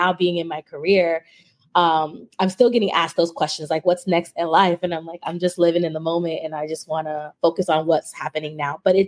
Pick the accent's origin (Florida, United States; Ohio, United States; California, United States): Florida, United States; Miami; now in Maryland, United States; I'm originally from Miami